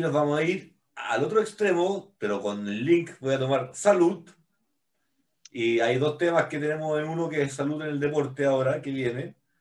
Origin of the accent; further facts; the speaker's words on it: Chile; estábamos vendiendo nosotros como chilenos